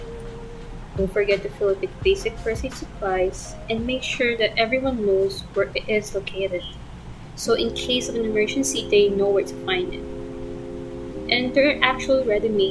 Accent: Quezon, Philippines; I'm originally from Quezon province

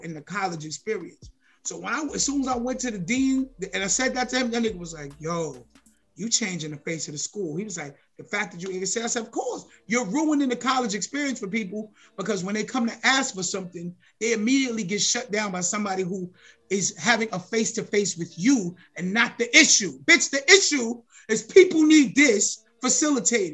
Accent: New York City, New York, United States; also born or lived in Harlem, New York; I'm from Harlem and then moved to the Bronx when I was whatever, 8 years old

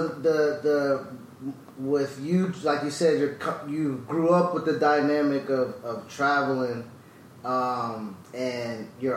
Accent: Buffalo, New York, United States; 518. I'm from Buffalo.

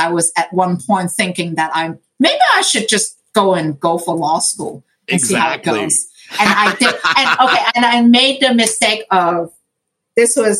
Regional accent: Hong Kong; moved away; I grew up in Hong Kong

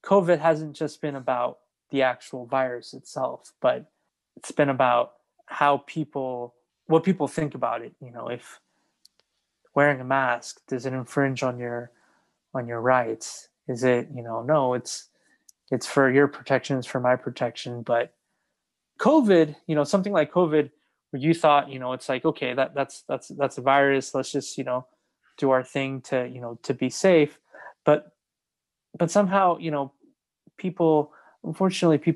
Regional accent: New York City, New York, United States; I'm originally from New York

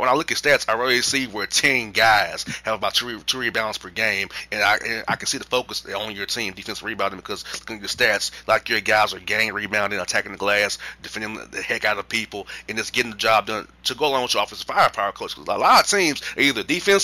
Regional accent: Orlando, Florida, United States; now in Atlanta, United States; living in Atlanta, growing up in Orlando

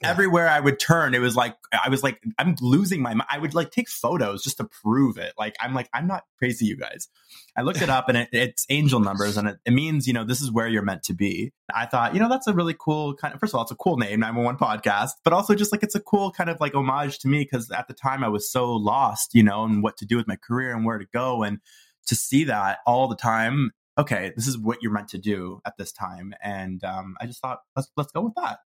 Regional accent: Toronto, Ontario, Canada; moved away as an adult; also born or lived in Vancouver; I moved to Vancouver, tried a new city. I'm from Toronto originally

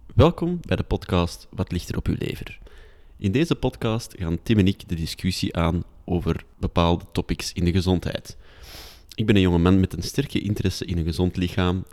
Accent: Antwerp, Flanders, Belgium; accent: Antwerps; ik mag wel mijn Antwerps accent behouden als simpele stadsjongen

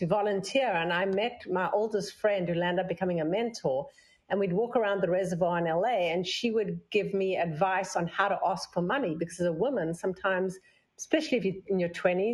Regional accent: South Africa; now in New York, United States; I came from South Africa

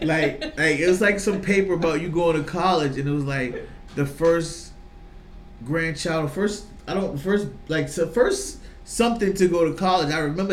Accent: Virginia Beach, Virginia, United States; moved away as an adult; now in Boston, United States; I was raised in Virginia Beach from, like, 10 to 25. I moved back to Boston.

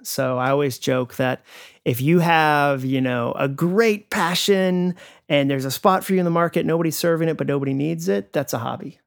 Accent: Massachusetts, United States; moved away as an adult; now in Franklin, Tennessee, United States; I grew up in Massachusetts. My family moved up there when I was six, so my formative years were in New England.

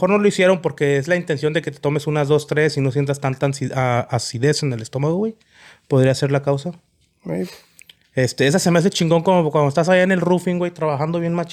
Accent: Chihuahua, Mexico; soy de Chihuahua.

